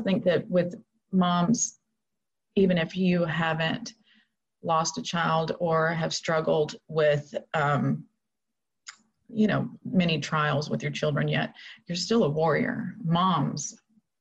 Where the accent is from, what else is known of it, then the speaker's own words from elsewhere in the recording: Florida, United States; moved away as an adult; I kind of got stuck in Florida with the quarantine, and I had no idea that God was actually bringing me back to my hometown.